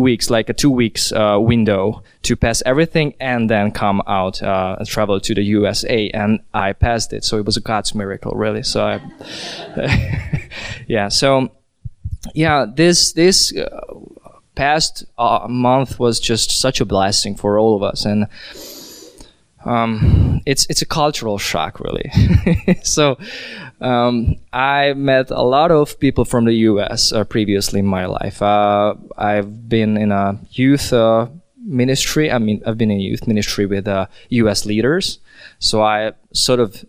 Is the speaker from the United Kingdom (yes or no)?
no; Hungary; moved away as an adult; also born or lived in Vienna, Austria; I'm from Hungary, but I lived in Vienna, in Austria, in a couple past years.